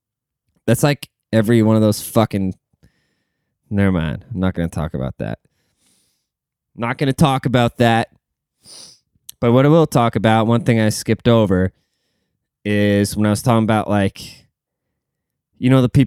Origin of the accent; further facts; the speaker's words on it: Germany; moved away; See, me, like, I came from Germany, you know? Like, I came from a place that's never done anything wrong, you know?